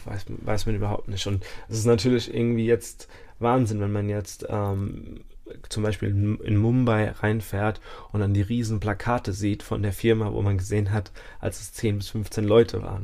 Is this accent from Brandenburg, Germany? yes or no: no; Mainz, Rhineland-Palatinate, Germany; also born or lived in Nackenheim / Dubai; ich bin in Mainz geboren, ich bin hier aufgewachsen, habe zwischendrin mal in Dubai gewohnt